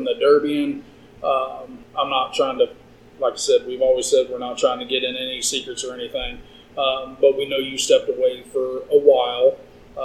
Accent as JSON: {"language": "English", "town": "Shelbina", "region": "Missouri", "country": "United States", "tie": "born or raised there", "said": "I was born and raised in Shelbina"}